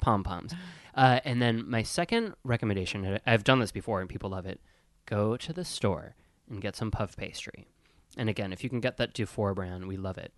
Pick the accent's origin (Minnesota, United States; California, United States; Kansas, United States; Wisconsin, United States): Wisconsin, United States; I grew up in Wisconsin.